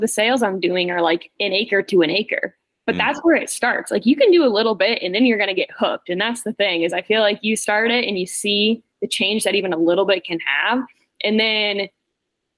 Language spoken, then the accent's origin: English; Maine, United States; moved away; I'm from Maine. I'm not from the Southeast.